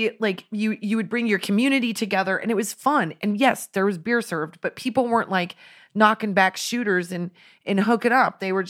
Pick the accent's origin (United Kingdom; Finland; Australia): Finland; You know, I'm from Finland. I'm celebrating this day.